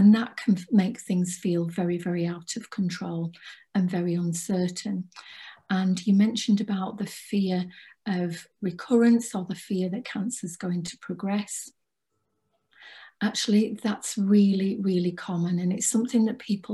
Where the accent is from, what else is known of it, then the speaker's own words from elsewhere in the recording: Cumbria, North West England, United Kingdom; I'm from Cumbria